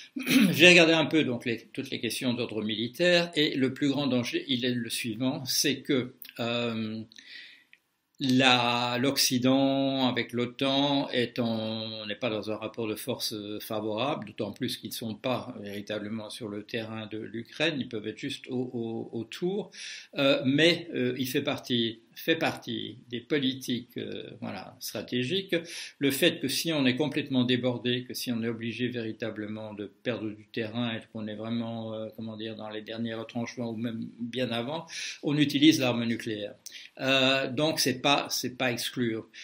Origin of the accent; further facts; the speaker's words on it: Belgium; je suis belge de naissance